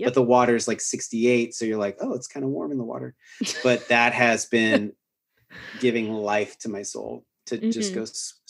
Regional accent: Pacific Northwest, United States; now in Austin, United States; I grew up in the Pacific Northwest where I live most of my life. I really miss that landscape.

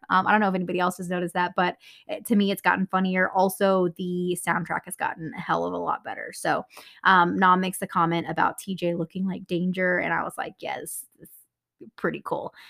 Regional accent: Texas, United States; I'm from Texas

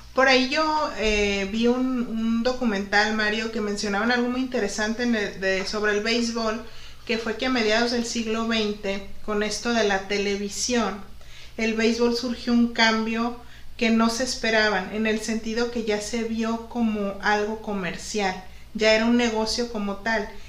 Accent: Guadalajara, Jalisco, Mexico; moved away as an adult; now in Ensenada, Mexico; yo soy de Guadalajara, Jalisco y, y pues realmente en la familia donde yo me crié

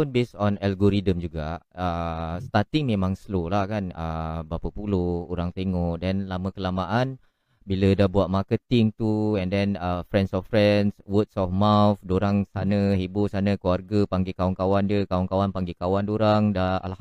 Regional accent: Woodlands, Singapore; Saya berasal daripada Singapura, daerah Woodland.

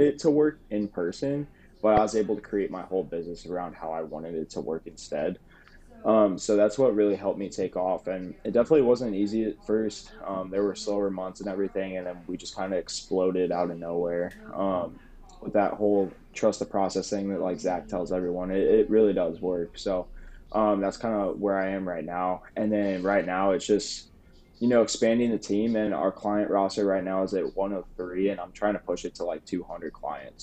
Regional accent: St. Louis, Missouri, United States; also born or lived in Springfield, Missouri; I'm from St. Louis

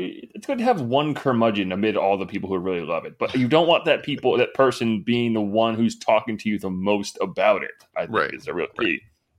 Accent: Connecticut, United States; I grew up in Connecticut, all right?

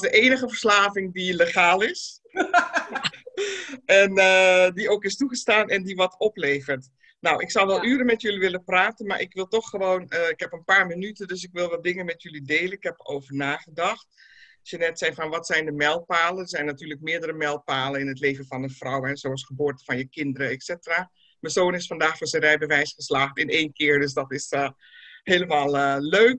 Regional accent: Netherlands; ik ben in Nederland natuurlijk opgegroeid en carrière gemaakt.

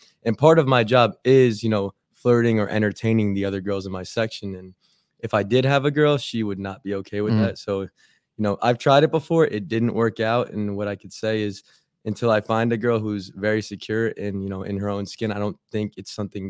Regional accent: Philadelphia, Pennsylvania, United States; now in Miami, United States; I'm from Philadelphia

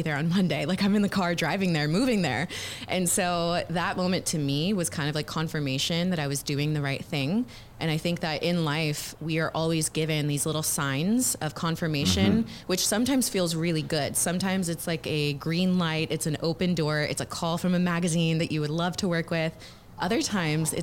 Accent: Houston, Texas, United States; moved away as an adult; also born or lived in Los Angeles; I'm actually born and raised Houston, Texas. I grew up here

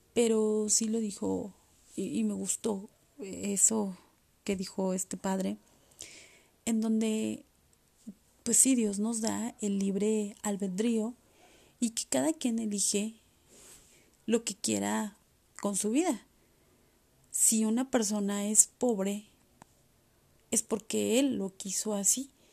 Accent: Mexico; aquí en mi país, México

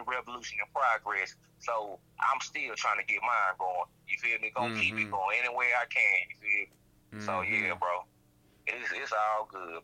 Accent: the South, United States; I'm from the South

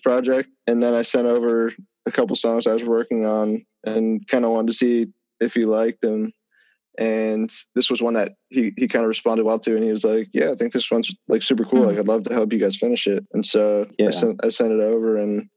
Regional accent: Bedford, Massachusetts, United States; now in New York, United States; I'm originally from Bedford, Massachusetts, suburb of Massachusetts, kind of close to Boston

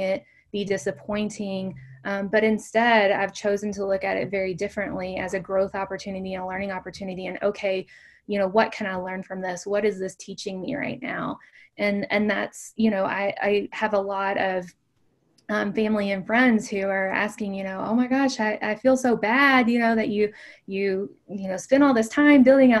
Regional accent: Kentucky, United States; moved away as an adult; I grew up in a very small town in Kentucky. It's known as the bourbon capital of the world

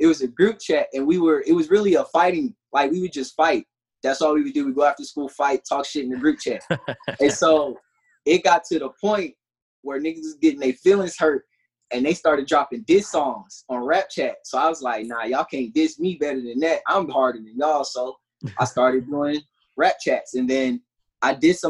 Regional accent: Charlotte, North Carolina, United States; also born or lived in Columbus, Ohio; I've been in Charlotte all my life from there, since two

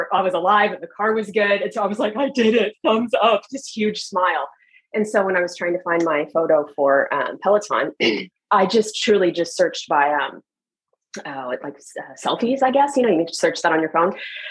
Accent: Oklahoma, United States; moved away as an adult; also born or lived in Germany / Hawaii / Japan / Utah; now in Northern Virginia, United States; I grew up in Oklahoma

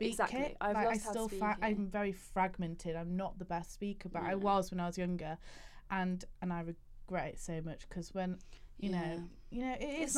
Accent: Leeds, Yorkshire and the Humber, United Kingdom; now in London, United Kingdom; I'm British, for goodness sake. I'm from bloody Leeds

